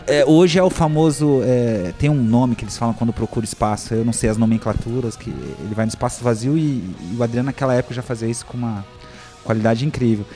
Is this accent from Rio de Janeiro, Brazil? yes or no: no; Ribeirão Preto, São Paulo, Brazil; moved away; lá na minha cidade, em Ribeirão